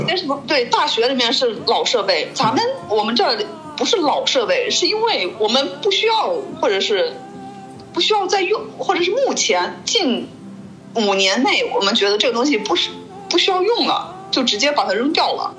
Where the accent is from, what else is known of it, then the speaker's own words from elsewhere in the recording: China; now in Germany; 我是个中国人